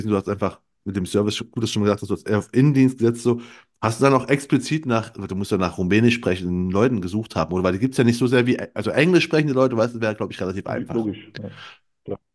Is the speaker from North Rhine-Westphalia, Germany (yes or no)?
no; Saxony, Germany; ich komme ja aus Sachsen. Gut, ich spreche relativ Hochdeutsch für Sachsen